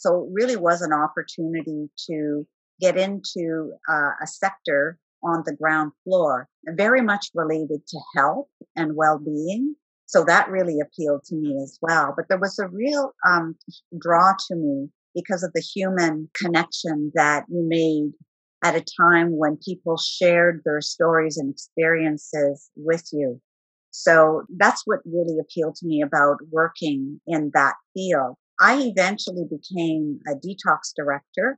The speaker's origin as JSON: {"language": "English", "town": "Timmins", "region": "Ontario", "country": "Canada", "tie": "born or raised there", "also_born_or_lived": "Arctic / Northern Quebec / Northern British Columbia / Vancouver", "moved": "as an adult", "lives_now": "Ottawa, Canada", "said": "I'm actually from Northern Ontario, a community many people will be familiar with, Timmins. And so I lived in Timmins for the majority of my young adult life as well"}